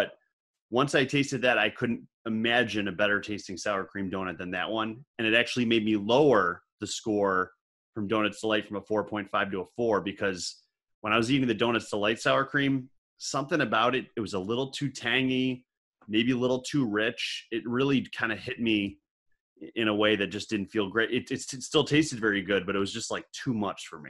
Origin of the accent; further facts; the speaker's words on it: Buffalo, New York, United States; now in Rochester, United States; I'm from Buffalo originally